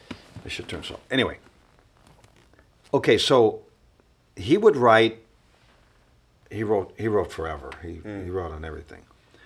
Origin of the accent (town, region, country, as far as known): Cleveland, Ohio, United States; born or raised there; moved away